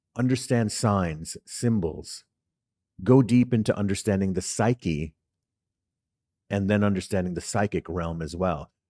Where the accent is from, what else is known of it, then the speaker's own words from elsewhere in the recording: New York City, New York, United States; also born or lived in Harlem, New York City; growing up in the Bronx in New York City